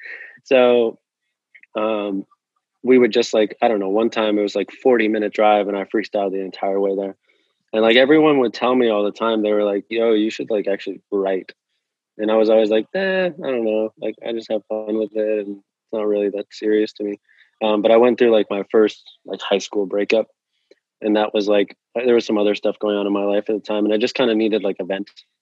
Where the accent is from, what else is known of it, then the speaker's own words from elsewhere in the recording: New Jersey, United States; Yeah, so I grew up a bit in New Jersey.